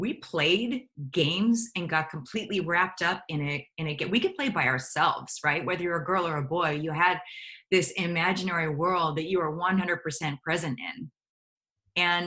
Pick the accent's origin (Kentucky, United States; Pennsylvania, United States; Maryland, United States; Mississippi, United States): Pennsylvania, United States; outside of Pittsburgh; moved away as an adult; also born or lived in New York City; I came from outside of Pittsburgh, Pennsylvania